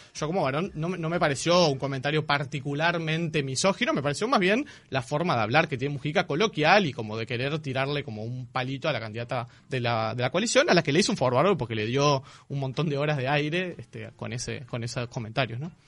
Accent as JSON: {"language": "Spanish", "region": "Montevideo", "country": "Uruguay", "said": "Los montevideanos y las montevideanas"}